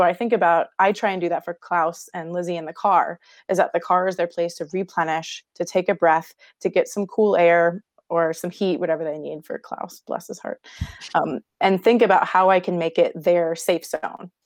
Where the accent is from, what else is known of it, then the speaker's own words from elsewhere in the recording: Houston, Texas, United States; I grew up in Houston, Texas